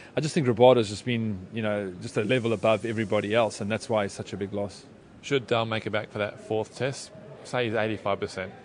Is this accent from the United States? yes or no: no; South Africa; I'm South African